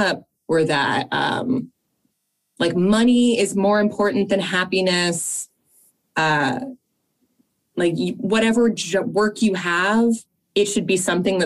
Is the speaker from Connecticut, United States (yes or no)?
yes; Fairfield, Connecticut, United States; we grew up in Fairfield, Connecticut